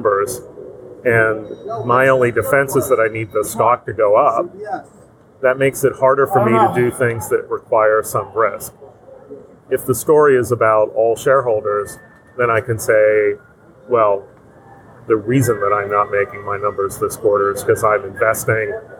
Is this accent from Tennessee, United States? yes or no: no; Pittsburgh, Pennsylvania, United States; I grew up in Pittsburgh